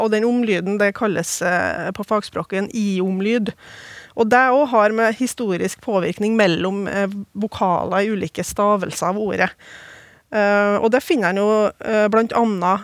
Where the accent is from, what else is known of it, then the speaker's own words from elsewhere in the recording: Oppdal, Trøndelag, Norway; i hjembygda mi Oppdal